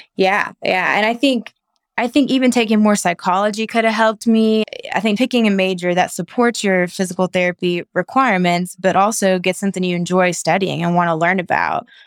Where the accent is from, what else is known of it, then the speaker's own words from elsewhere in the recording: Knoxville, Tennessee, United States; moved away as an adult; also born or lived in Chattanooga, Tennessee; now in Nashville, United States; I'm from Knoxville, Tennessee, and went to school in Chattanooga